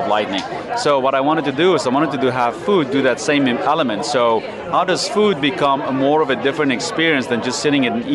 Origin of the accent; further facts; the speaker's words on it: South Africa; moved away as an adult; now in United States; Originally South Africa, but I've been in America for 20 years now